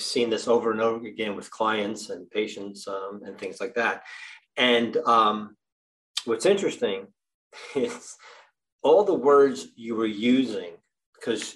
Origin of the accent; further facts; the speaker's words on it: New Jersey, United States; I'm from New Jersey